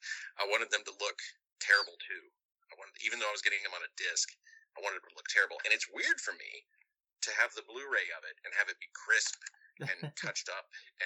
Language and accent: English; Indiana, United States; growing up in Indiana